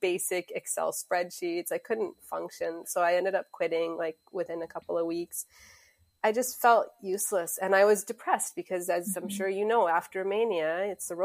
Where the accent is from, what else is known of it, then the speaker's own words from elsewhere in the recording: Mississauga, Ontario, Canada; also born or lived in South Africa; I was born in South Africa, but we moved to Mississauga, which is just outside of Toronto, when I was 7 years old. So I grew up in Mississauga